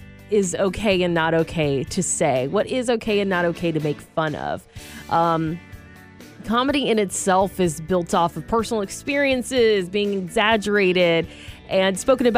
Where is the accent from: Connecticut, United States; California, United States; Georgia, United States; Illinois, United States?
Georgia, United States; moved away; back in my home state of Georgia